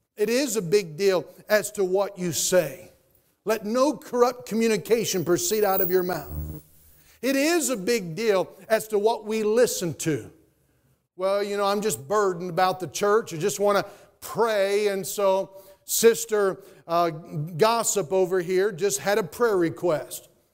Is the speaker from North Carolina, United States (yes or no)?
yes; Statesville, North Carolina, United States; I grew up in Statesville, North Carolina.